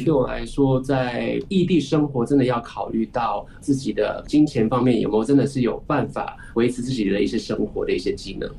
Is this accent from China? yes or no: no; Singapore; 我是新加坡来的